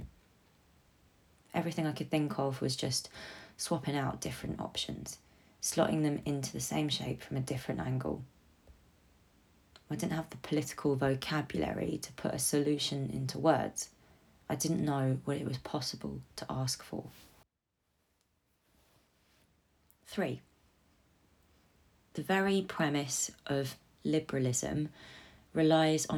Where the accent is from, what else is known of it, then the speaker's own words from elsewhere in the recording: London, United Kingdom; I am a Londoner